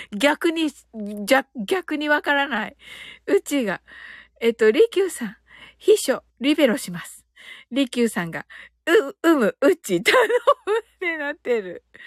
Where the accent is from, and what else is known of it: Kyushu, Japan